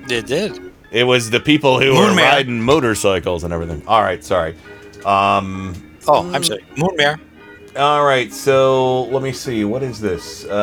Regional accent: Cleveland, Texas, United States; I'm from Cle- Cleveland, Texas.

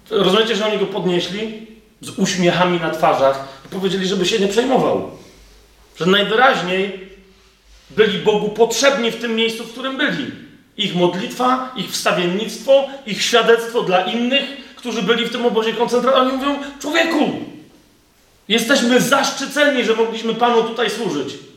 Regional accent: Kraków, Lesser Poland, Poland; Ja jestem z Nowej Huty

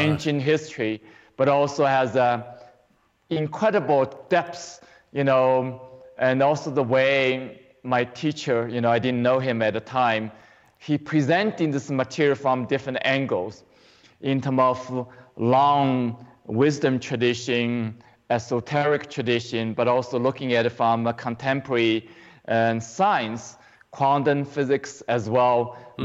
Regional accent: China; moved away as an adult; now in United States; I grew up in China, but I came here to the U.S. and um, for 35 years ago

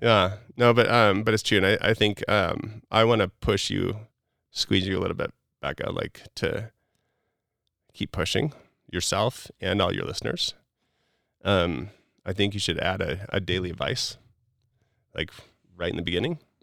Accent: Wisconsin, United States; moved away; also born or lived in Utah; I grew up in Wisconsin, like, just living my normal life and being what I felt like was kind of balanced to moving to Utah

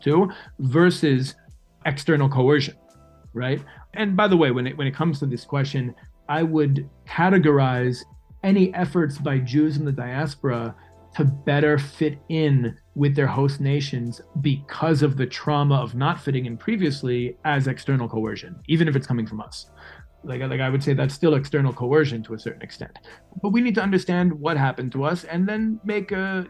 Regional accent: New York City, New York, United States; moved away as an adult; now in Israel; I lived the first almost 22 years of my life in New York City. I guess I'm much more of a New Yorker than I am an American.

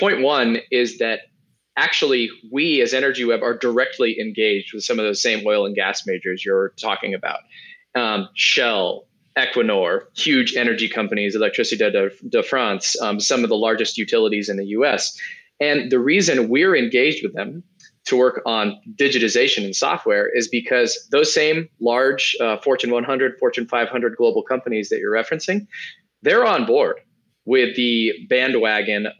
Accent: United States; as an American

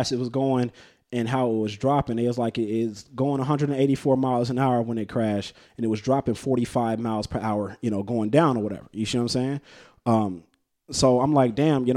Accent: Las Vegas, Nevada, United States; moved away; also born or lived in California; I'm from Vegas

